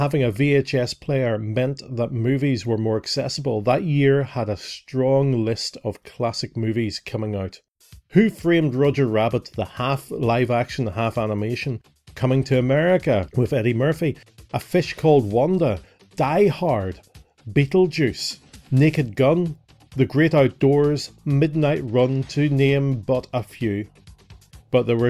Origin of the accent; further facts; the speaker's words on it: Northern Ireland, United Kingdom; growing up in Northern Ireland